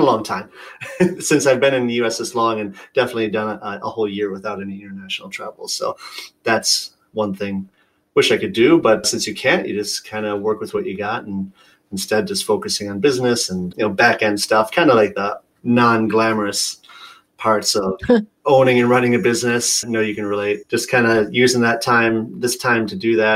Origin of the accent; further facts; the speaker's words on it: Michigan, United States; growing up in Michigan